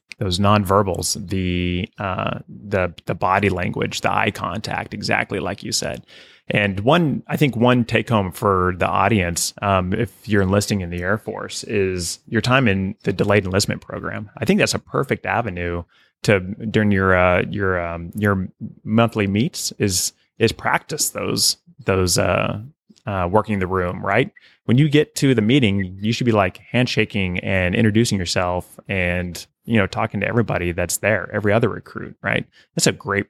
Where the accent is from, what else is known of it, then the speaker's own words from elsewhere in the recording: Oklahoma, United States; I'm from a small town in Oklahoma